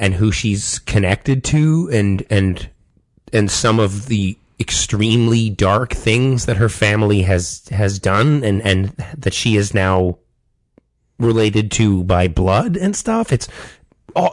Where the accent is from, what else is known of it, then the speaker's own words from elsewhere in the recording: Toronto, Ontario, Canada; I'm a Canadian, Toronto-born dude